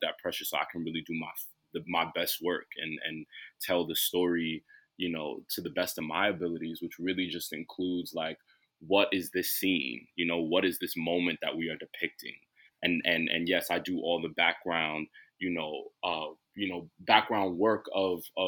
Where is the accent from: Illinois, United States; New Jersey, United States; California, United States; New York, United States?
New York, United States; New York City; I'm from Brooklyn